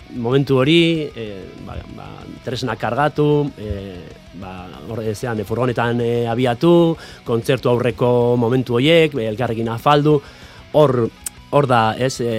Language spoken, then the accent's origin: Basque; Pasaia, Basque Country, Spain; ni pasaitarra naiz, paisai San Pedrokoa naiz